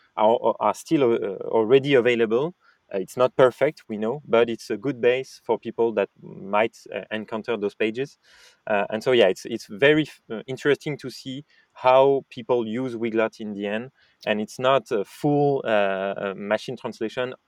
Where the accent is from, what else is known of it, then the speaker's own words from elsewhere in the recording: France; accent: French; English is a second language; I, am French, as you said, and might have guessed with my French accent in English